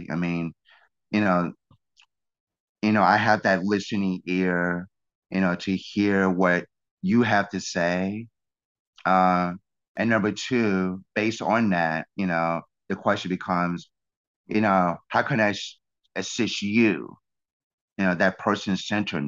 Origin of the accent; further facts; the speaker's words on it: Birmingham, Alabama, United States; now in New York, United States; I'm a Southerner by birth. I was born in Birmingham, Alabama